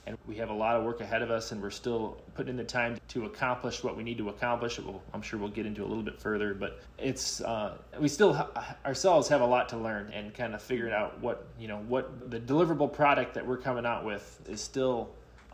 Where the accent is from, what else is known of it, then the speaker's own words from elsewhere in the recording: Rockford, Illinois, United States; my hometown, which is Rockford